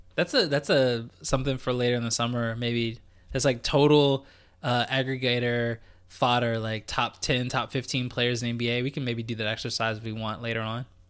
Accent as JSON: {"language": "English", "country": "United States", "moved": "yes", "lives_now": "Canada", "said": "as an American"}